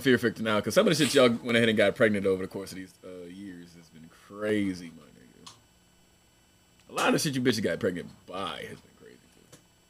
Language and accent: English; Beaufort, South Carolina, United States; Buford, South Carolina. About an hour north of Charleston. I mean, an hour south of Charleston, about an hour north of Savannah. Really in a really small, secluded area for real.